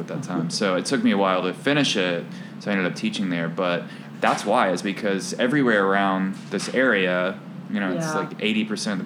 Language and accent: English; Nashville, Tennessee, United States; now in Chicago, United States; my hometown of Nashville